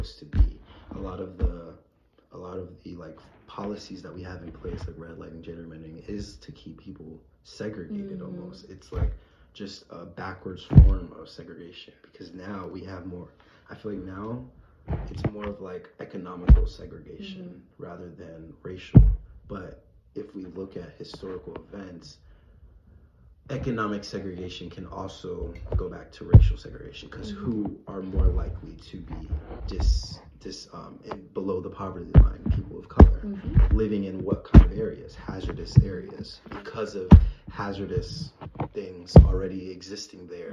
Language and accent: English; Tampa, Florida, United States; I'm from Tampa